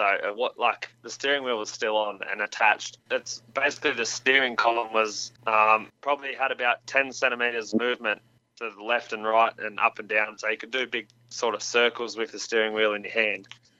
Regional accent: Bathurst, New South Wales, Australia; running at Mount Panorama, which is also our hometown. We're originally from Bathurst as well.

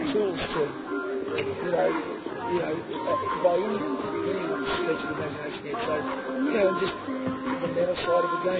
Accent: Melbourne, Victoria, Australia; moved away as an adult; also born or lived in Ballarat / China / Sydney; now in Canberra, Australia; I'm from Melbourne, we're from Ballarat

